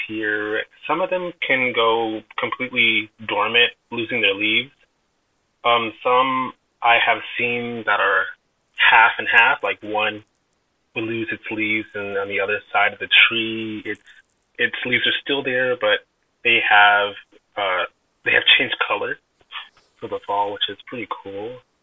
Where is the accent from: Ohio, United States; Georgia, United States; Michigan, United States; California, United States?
California, United States; Vallejo; now in Calistoga, United States; I grew up in born and raised in Vallejo, California, but I lived in Calistoga for about going on six years